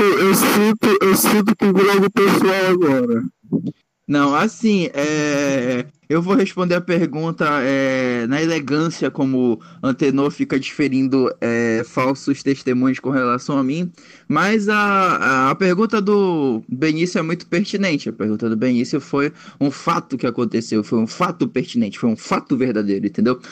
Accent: Belém, Pará, Brazil; eu sou de Belém

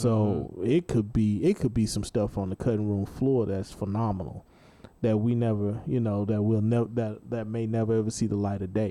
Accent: Dallas, Texas, United States; growing up in Dallas

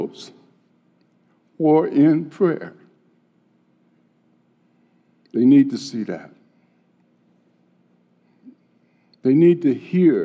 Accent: Chicago, Illinois, United States; growing up in Chicago

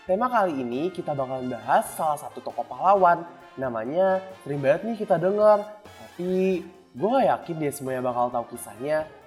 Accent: Jakarta, Indonesia; Tau lah, gue kan anak Jakarta banget.

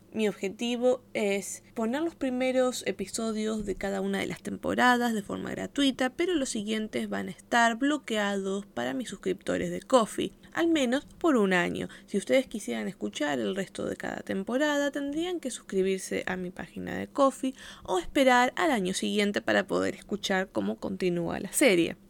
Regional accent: Argentina; accent: Argentine; tengo un acento muy marcado de Argentina

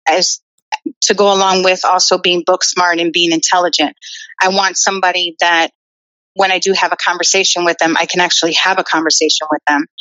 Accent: Midwest, United States; I was born in the Midwest.

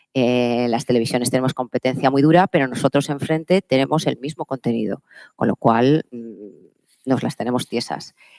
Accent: Palencia, Castile and León, Spain; Yo soy de una tierra, yo soy de Palencia, yo soy del norte

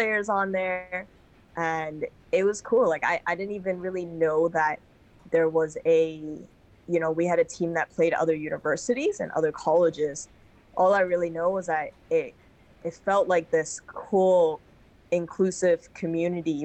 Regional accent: Hong Kong; moved away as an adult; also born or lived in Boston, United States; I played basketball and rugby growing up in Hong Kong

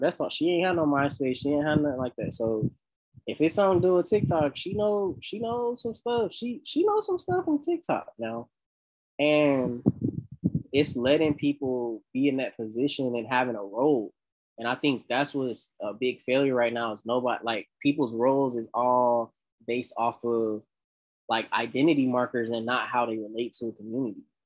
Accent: the South, United States; I'm from the South

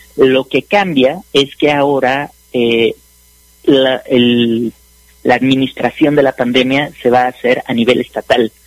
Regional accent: Mexico; como mexicanos

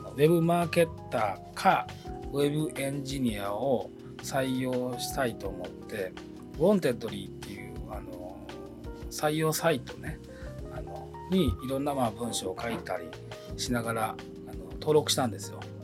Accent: Japan; 僕丹波の出身なので、はい、子供の頃あの集団登校集団下校をしてた

